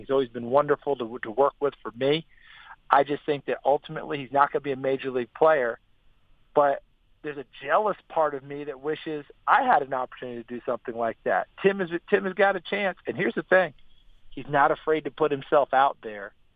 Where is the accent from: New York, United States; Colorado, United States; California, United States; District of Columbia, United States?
New York, United States; I'm also from New York